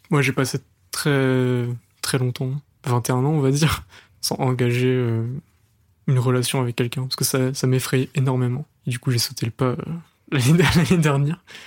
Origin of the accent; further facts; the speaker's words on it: Le Mans, Pays de la Loire, France; je suis pas de Paris, je suis du Mans